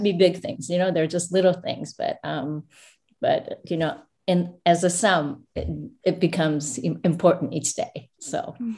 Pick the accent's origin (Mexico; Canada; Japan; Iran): Japan; moved away; also born or lived in United States; I actually was born here, but I went back to Japan and grew up, um, uh, next to my grandmother's house